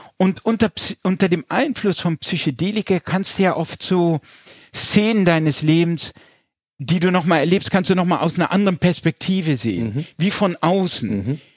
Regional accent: Landau, Rhineland-Palatinate, Germany; Wir kommen aus der Pfalz, mhm. ich bin in Landau in der Pfalz geboren

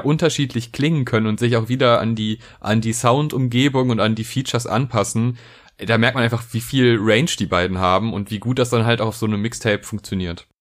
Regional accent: Neuss, North Rhine-Westphalia, Germany; also born or lived in Bonn; ich komme nicht aus Köln, aber Neuss und Bonn sind auf jeden Fall Städte, die um Köln herumliegen und da ist man natürlich auch äh, gut als Neusser zwischen Alt und Kölsch sozialisiert

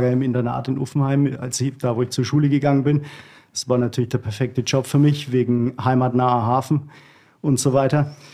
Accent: Germany; Ich sehe mich da, ich sehe mich da eher als äh, Deutscher äh, in diesem Punkt.

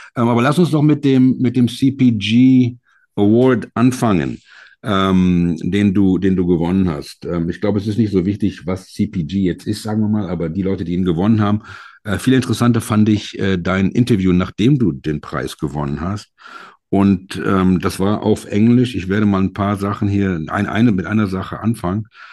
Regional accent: Germany; als Deutsche

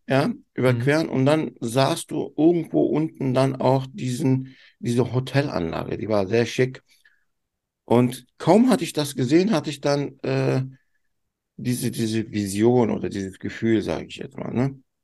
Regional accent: Turkey; ich bin ja Türke

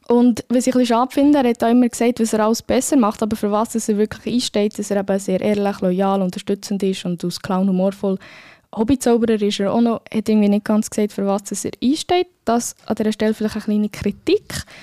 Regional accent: Spain; German is a second language; dann müsste ich als Spanierin für Los Normalos.

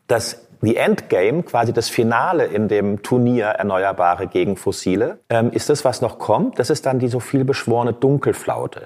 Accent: Frankfurt, Hesse, Germany; moved away as an adult; now in Berlin, Germany; Ich bin gebürtig aus Frankfurt, aber direkt eigentlich nach der Schule zum Studieren nach Berlin gekommen

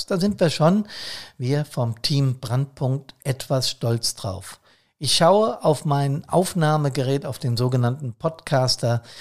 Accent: Bad Soden, Hesse, Germany; ich habe aus dem Fenster geschaut wie immer und sehe Teile meiner Heimatstadt Bad Soden und viel Grün.

